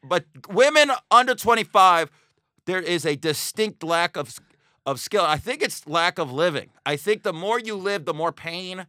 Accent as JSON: {"language": "English", "town": "Las Vegas", "region": "Nevada", "country": "United States", "tie": "born or raised there", "also_born_or_lived": "Astoria", "moved": "yes", "said": "I'm from Vegas, if people don't know this. I grew up with gambling."}